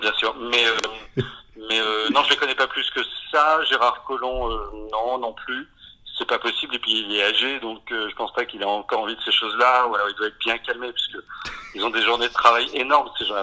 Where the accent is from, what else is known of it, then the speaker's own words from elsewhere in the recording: Breton, Brittany, France; moved away; also born or lived in Rouen; en tant que breton